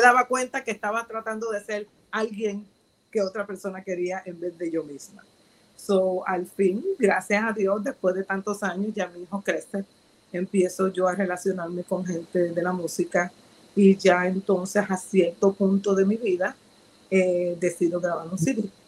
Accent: Ponce, Puerto Rico; soy, soy eh, puertorriqueña de un pueblo de Ponce, de Ponce, Puerto Rico

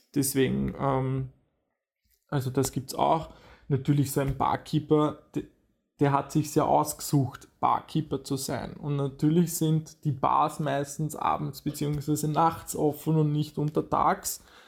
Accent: Vienna, Austria; bei uns in Wien

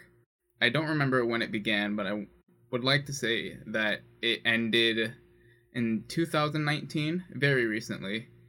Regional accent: Lithonia, Georgia, United States; born or raised there

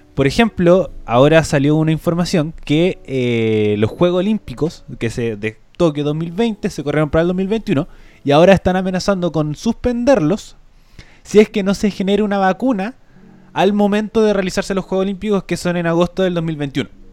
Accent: Chile; moved away; also born or lived in Europe

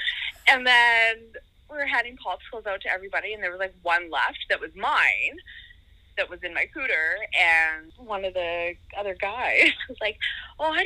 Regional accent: Regina, Saskatchewan, Canada; I'm from Regina

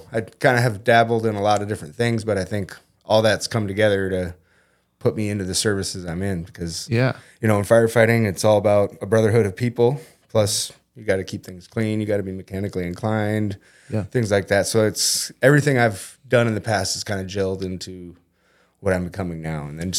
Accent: Arizona, United States; also born or lived in Perham, United States; Then when my parents split up, my mom took me and my brother down to Arizona. So it's been a good 27 years down there.

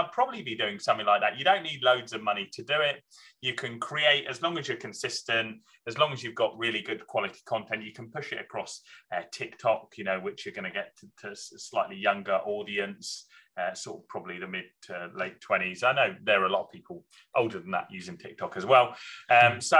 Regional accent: Scotland, United Kingdom; I was born in Scotland

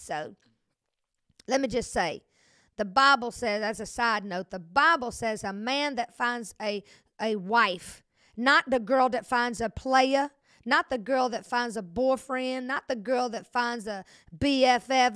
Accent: Century, Florida, United States; I'm from Century, and so people from Century, Florida, it's real close to Alabama

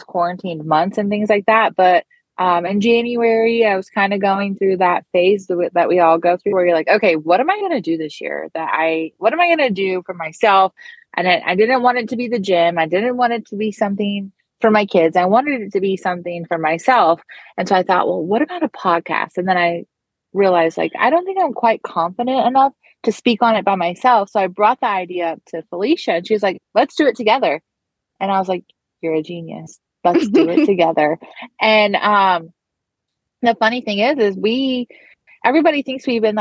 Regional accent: Arizona, United States; also born or lived in North Carolina; now in South Carolina, United States; I am like a proxy North Carolina native. I grew up in Arizona

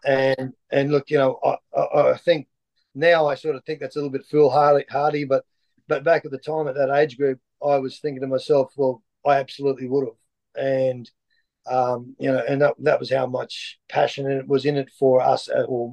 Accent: Lockyer Valley, Queensland, Australia; also born or lived in Toowoomba; I grew up in the Lockyer Valley, just outside of Brisbane.

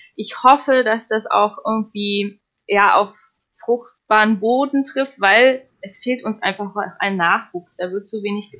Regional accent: Potsdam, Brandenburg, Germany; moved away; also born or lived in United States; ich komme ursprünglich aus Potsdam

